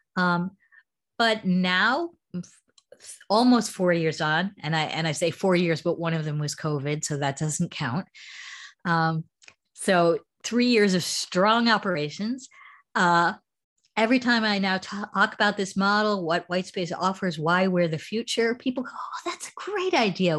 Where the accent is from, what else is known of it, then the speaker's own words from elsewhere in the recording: United States; accent: American; moved away as an adult; also born or lived in United Kingdom; now in Shanghai, China; as you can hear from my accent, I'm originally American, but I've been living in China since 2005. And uh, before that, I had spent 12 years in the UK